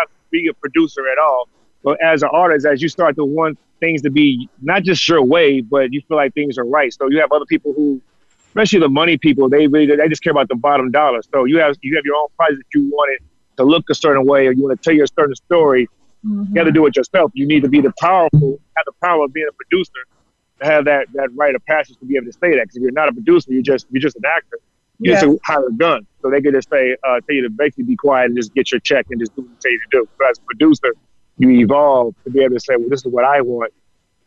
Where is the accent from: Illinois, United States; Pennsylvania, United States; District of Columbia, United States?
Illinois, United States; Chicago; now in Los Angeles, United States; I'm from Chicago